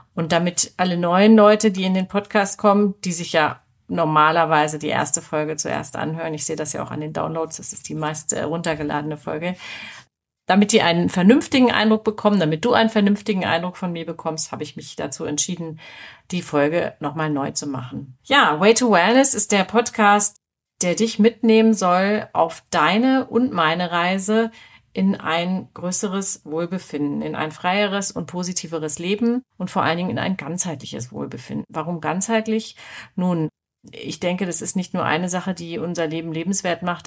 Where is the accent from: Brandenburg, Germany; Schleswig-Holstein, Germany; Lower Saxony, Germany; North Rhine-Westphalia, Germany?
Lower Saxony, Germany; Hanover; also born or lived in Nuremberg; now in Munich, Germany; Ich komme aus Hannover